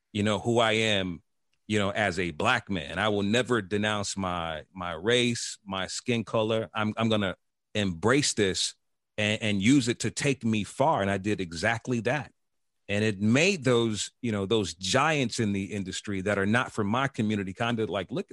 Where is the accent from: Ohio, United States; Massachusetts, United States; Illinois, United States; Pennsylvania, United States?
Illinois, United States; Chicago; moved away as an adult; also born or lived in North Carolina / Atlanta; when I go back to Chicago, to my hood where I'm from